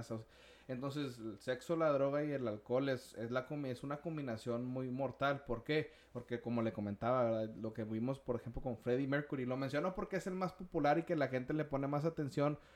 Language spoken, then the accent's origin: Spanish; Mexico; como latinos, como hispanos, mexicanos